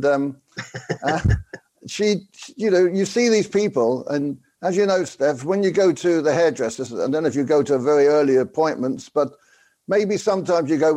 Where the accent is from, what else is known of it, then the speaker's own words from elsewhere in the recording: London, United Kingdom; He's from the same part of London as me, the East End of London, as sort of what we call the Cockneys